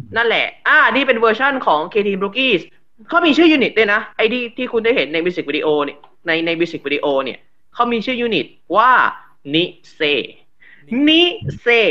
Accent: Rayong, Thailand; จังหวัดบ้านเกิด ผมจังหวัดระยอง

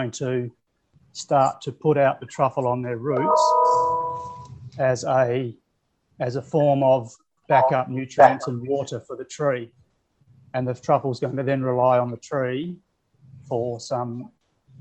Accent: southwest Western Australia, Australia; we're in the southwest corner of Western Australia. We're about 4 hours south of Perth and about 2 hours inland from Margaret River. So probably some of the places that people can relate to. We're down in the big, tall sort of Karri forests. In that southern tip. So, and I've been a local here for most of my life

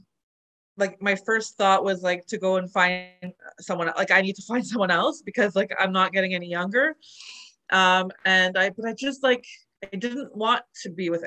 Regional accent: Montreal, Quebec, Canada; moved away as an adult; also born or lived in Calgary; I'm originally from Montreal, but I was in Calgary just trying to live my life

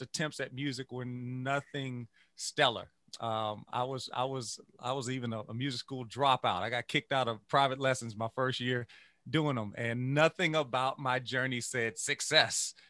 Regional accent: Louisiana, United States; I grew up, I grew up in Louisiana

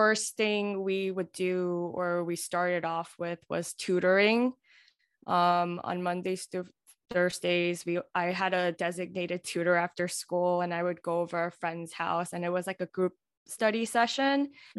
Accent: New York City, New York, United States; also born or lived in Alabama; now in Long Island, United States; I'm from Queens, New York.

